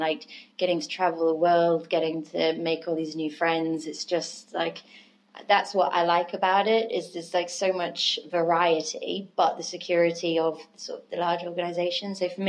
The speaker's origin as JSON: {"language": "English", "town": "Lincoln", "region": "East Midlands", "country": "United Kingdom", "tie": "born or raised there", "also_born_or_lived": "Australia", "accent": "Lincoln", "moved": "as an adult", "lives_now": "London, United Kingdom", "said": "And Lincoln's my hometown."}